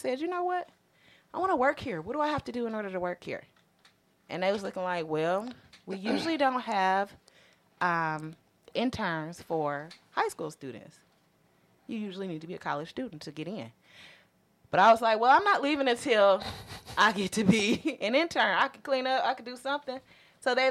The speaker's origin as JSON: {"language": "English", "town": "Detroit", "region": "Michigan", "country": "United States", "said": "I'm from Detroit"}